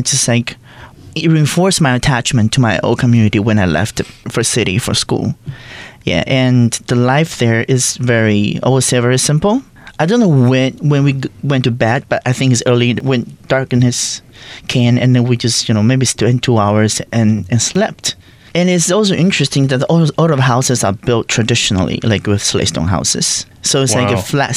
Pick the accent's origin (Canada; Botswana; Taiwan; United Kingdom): Taiwan; New Tjuvecekadan, Pingtung County; Home for me is Jusgadan, my hometown, New Jusgadan, to be specifically. It's located in Pingtung County, an indigenous community with around like 2,000 people, and I grew up there